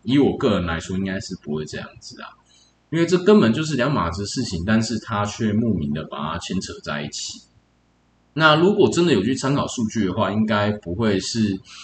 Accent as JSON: {"language": "Chinese", "region": "New Taipei", "country": "Taiwan", "tie": "born or raised there", "also_born_or_lived": "Changzhi, Pingtung", "said": "从小在新北市这边做，呃，在新北市这边成长"}